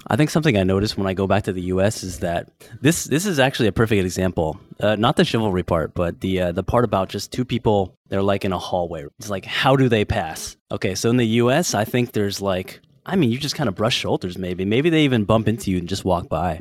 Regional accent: San Francisco, California, United States; now in Bangkok, Thailand; I'm from San Francisco

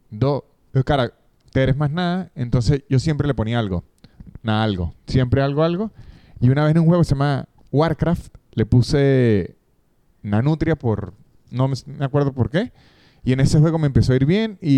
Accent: Argentina; accent: Argentine; Espero que mi acento argentino no

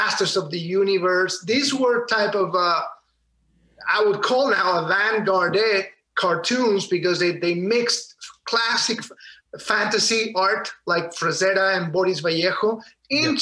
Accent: Valparaíso, Chile; moved away; In Chile. I grew up in Valparaiso, Chile, in the coast of the Pacific Ocean

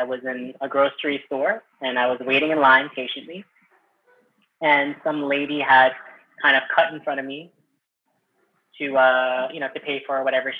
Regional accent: Manila, Metro Manila, Philippines; So I was born in the Philippines and from Manila

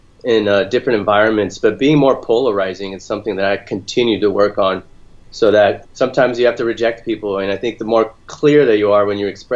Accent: Orange County, Southern California, United States; now in Sacramento area, United States; I grew up in Southern California, in Orange County, along the coast

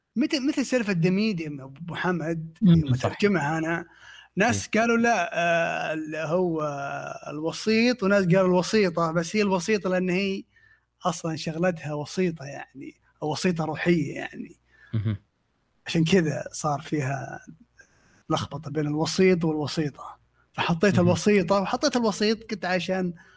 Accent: Saudi Arabia; عندنا في السعوديه

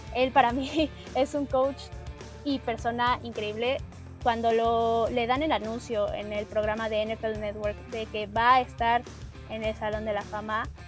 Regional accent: Mexico; somos mexicanos

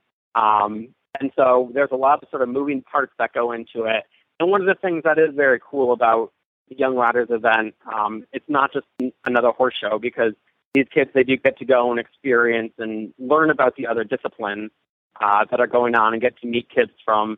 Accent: Buffalo, New York, United States; moved away; also born or lived in Kentucky; I'm originally from Buffalo, New York, and I grew up riding in the hunter jumper industry and moved down to Kentucky

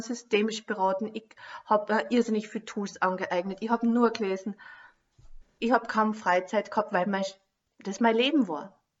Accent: Lower Austria, Austria; moved away as an adult; also born or lived in Carinthia; ich komme aus Niederösterreich

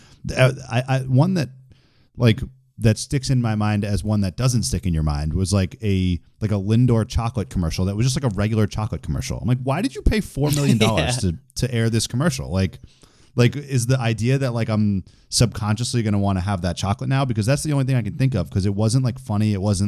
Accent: Boston, Massachusetts, United States; I'm also from Boston

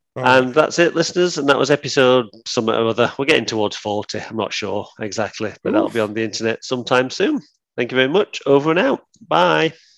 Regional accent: Sheffield, Yorkshire and the Humber, United Kingdom; also born or lived in Nether Edge, Sheffield; I grew up in Woodhouse

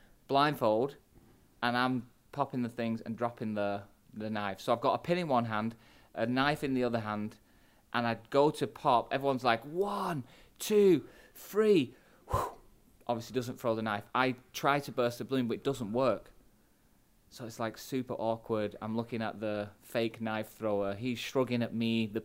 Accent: Manchester, North West England, United Kingdom; I'm a pastor from Manchester in England.

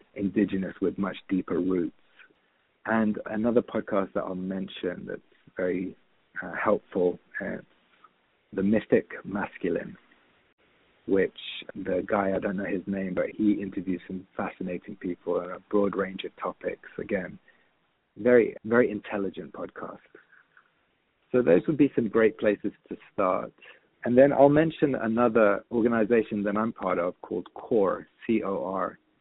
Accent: London, United Kingdom; moved away as an adult; also born or lived in San Francisco; growing up in London

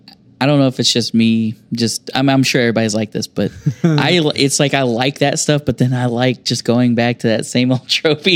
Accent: United States; I'm real American, y'all.

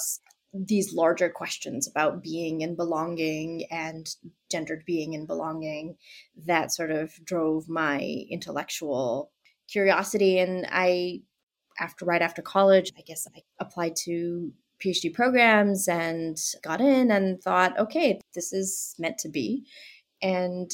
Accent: Boston, Massachusetts, United States; I am from Boston, and I grew up in Boston

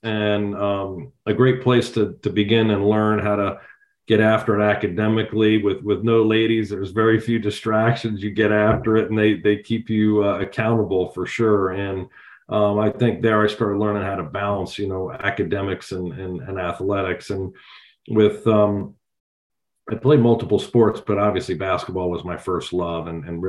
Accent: Monmouth County, New Jersey, United States; I'm from Central Jersey, from that Monmouth County area in New Jersey.

